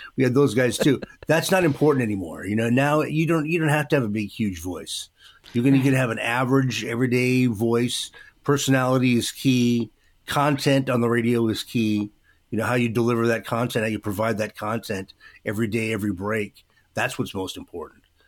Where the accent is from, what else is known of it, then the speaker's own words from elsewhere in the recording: Vancouver, Washington, United States; I was raised in Vancouver, and I live in Vancouver today